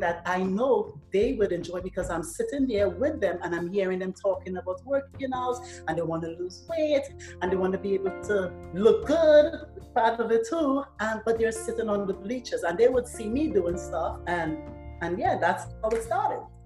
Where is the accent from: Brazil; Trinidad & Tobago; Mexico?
Trinidad & Tobago; moved away; I'm from Trinidad